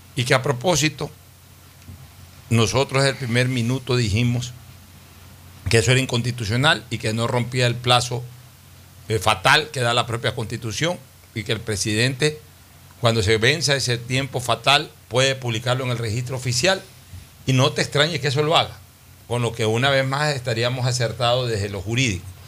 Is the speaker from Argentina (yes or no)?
no; Ecuador; somos los ecuatorianos